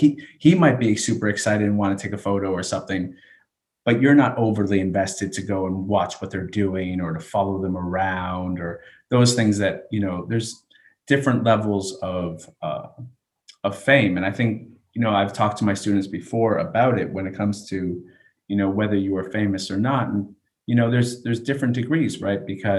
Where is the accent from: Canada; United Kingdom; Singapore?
Canada; also born or lived in United States; So I say I'm from Canada, a Canadian educator. I'm really from a military base, if that's really how I had to think back.